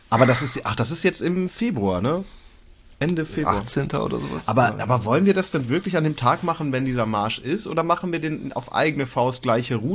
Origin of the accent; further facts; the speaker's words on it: Lower Saxony, Germany; Ja, das, ich komme aus Ostfriesland, da machen du auch.